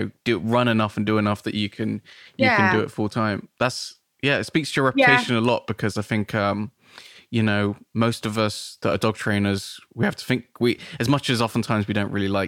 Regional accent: Nailsea, South West England, United Kingdom; moved away as an adult; now in Bristol, United Kingdom; I grew up in Nailsea

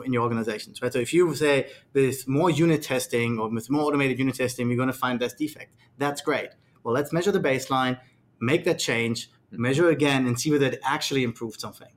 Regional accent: Australia; I'm from Australia, so I spend a lot of time with Australian clients

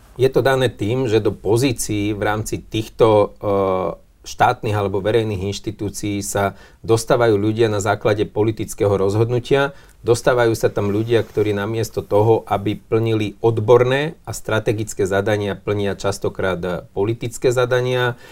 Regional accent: Levoča, Prešov Region, Slovakia; v mojom rodnom meste, v Levoči

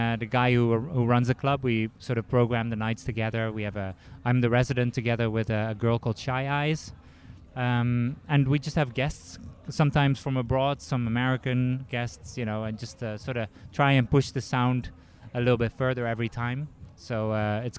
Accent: Eindhoven, North Brabant, Netherlands; moved away as an adult; now in Washington, United States; in Eindhoven where I grew up

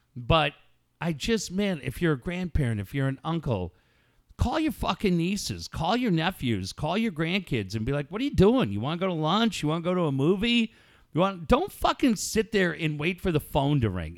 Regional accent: Encinitas, California, United States; I am from Encinitas

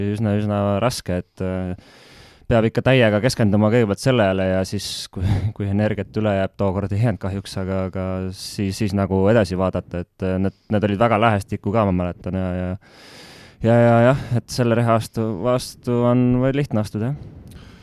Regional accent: Estonia; moved away as an adult; ma olen ikkagi selge Eesti patrioot

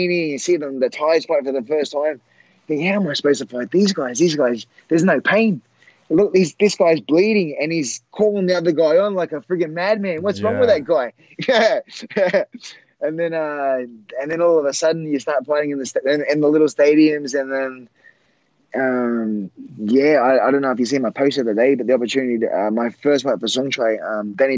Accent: Australia; I'm from Australia

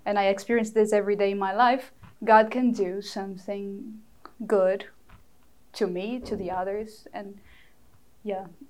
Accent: Fortaleza, Ceará, Brazil; first language Portuguese; English is a second language; moved away as an adult; now in New York, United States; in Fortaleza, my hometown

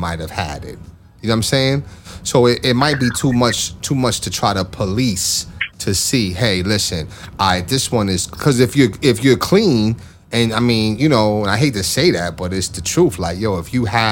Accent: New York, United States; I'm from New York

